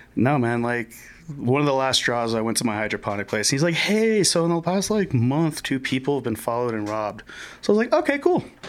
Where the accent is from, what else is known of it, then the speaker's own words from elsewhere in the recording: Miami, Florida, United States; moved away as an adult; now in Denver, United States; I am born and raised in Miami. Came out here in uh, November 2017.